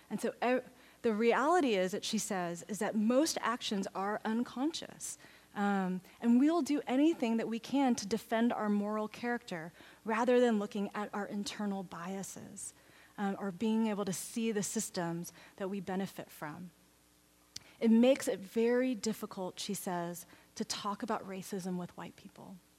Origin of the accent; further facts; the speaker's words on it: Texas, United States; now in Oregon, United States; I grew up in Texas